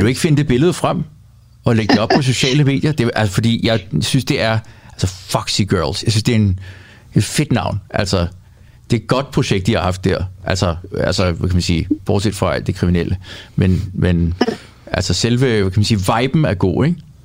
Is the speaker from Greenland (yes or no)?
yes; Greenland; moved away; jeg voksede op på Grønland